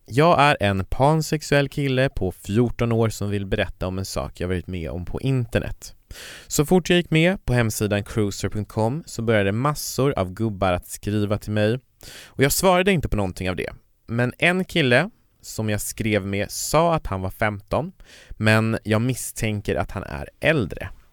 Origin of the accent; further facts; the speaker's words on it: Kiruna, Norrbotten County, Sweden; jag kommer ju från Kiruna, och i Kiruna så fanns det ju inga såna här sammanhang.